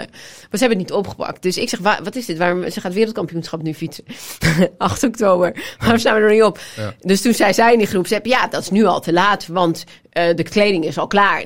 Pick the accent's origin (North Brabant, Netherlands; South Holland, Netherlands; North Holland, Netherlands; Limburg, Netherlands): North Holland, Netherlands; Amsterdam; Ik kom uit Amsterdam